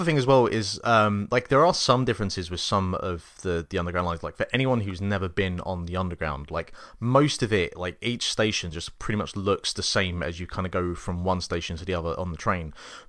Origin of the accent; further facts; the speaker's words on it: England, United Kingdom; Well, we are also like from England and complaining.